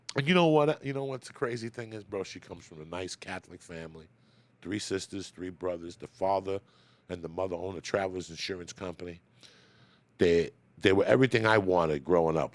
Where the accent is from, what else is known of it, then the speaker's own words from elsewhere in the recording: Cuba; moved away; I was born in Cuba